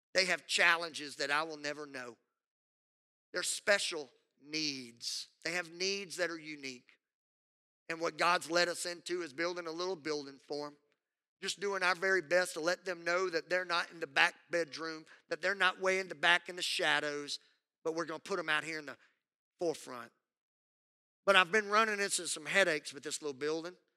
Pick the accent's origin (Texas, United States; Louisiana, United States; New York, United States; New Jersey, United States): Louisiana, United States; Southwest; I grew up in Southwest Louisiana